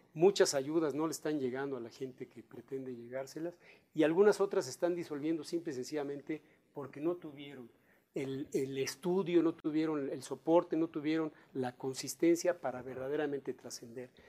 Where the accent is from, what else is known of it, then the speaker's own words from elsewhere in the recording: Mexico; aquí hay gente que somos de México, que somos mexicanos, que vamos a seguir viviendo en nuestro país